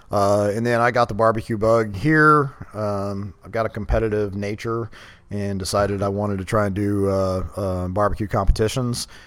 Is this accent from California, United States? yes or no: no; Katy, Texas, United States; Yeah, I mean, I grew up in Katy graduated high school, joined the army